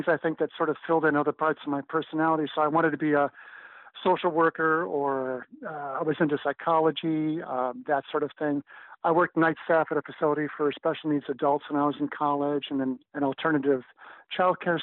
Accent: Minneapolis, Minnesota, United States; I was born in Minneapolis, Minnesota

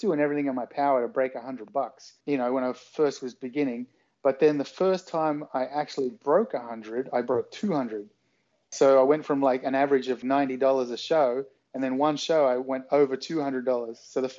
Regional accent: Australia; accent: Australian; I mean, my accent now isn't anything like it was when I was a teenager. It was much more of an Australian kind of suburban sound, whereas now I've lived here, I've lived all over the world

